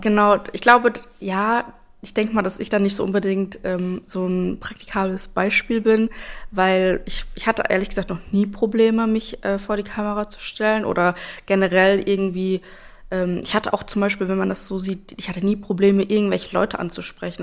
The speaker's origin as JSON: {"language": "German", "town": "Espelkamp", "region": "North Rhine-Westphalia", "country": "Germany", "tie": "born or raised there", "lives_now": "Lübbecke, Germany", "said": "ich bin aufgewachsen in Espelkamp und bin dort auch zur Schule gegangen"}